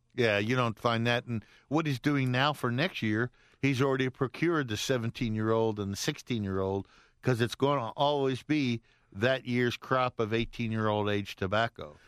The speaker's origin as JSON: {"language": "English", "town": "Lafayette", "region": "Louisiana", "country": "United States", "tie": "born or raised there", "moved": "yes", "lives_now": "Atlanta, United States", "said": "from my hometown of uh, Lafayette, Louisiana"}